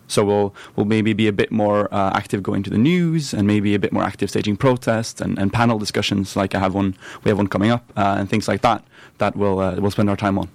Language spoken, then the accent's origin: English; Norway; moved away as an adult; now in St Andrews, United Kingdom; my hometown is three hundred thousand people in Norway